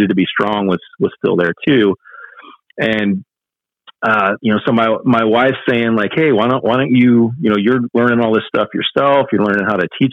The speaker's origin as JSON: {"language": "English", "region": "small town Indiana", "country": "United States", "tie": "born or raised there", "also_born_or_lived": "Chicago suburbs, Illinois", "moved": "as an adult", "said": "we decided to make the jump and move back to small town Indiana from the Chicago suburbs"}